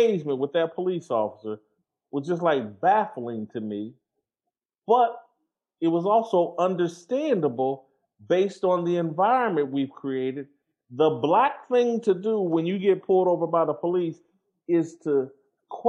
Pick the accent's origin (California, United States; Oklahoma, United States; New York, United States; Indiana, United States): Indiana, United States; Indianapolis; I'm from Indianapolis, and have, at different points in my life in Indianapolis, lived in some of the harder parts of Indianapolis.